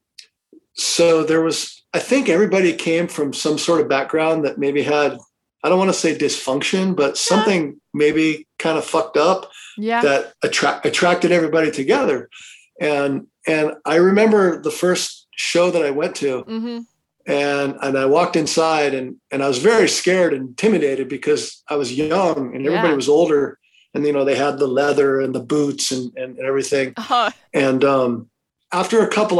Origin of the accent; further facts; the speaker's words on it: Los Angeles, California, United States; growing up in Los Angeles area